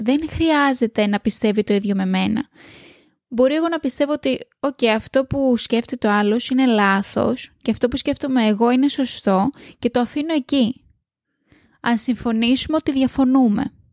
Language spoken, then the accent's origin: Greek; Greece; now in Australia; θα έρθω πίσω στο σπίτι μου, πίσω στην πατρίδα μου